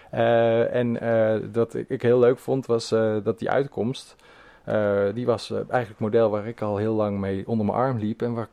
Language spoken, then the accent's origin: Dutch; Schaijk, North Brabant, Netherlands; moved away as an adult; also born or lived in Nijmegen; now in Amsterdam, Netherlands; ik eh, ben in Nijmegen. Dus eh, daar ligt mijn hart. En in Schaik ben ik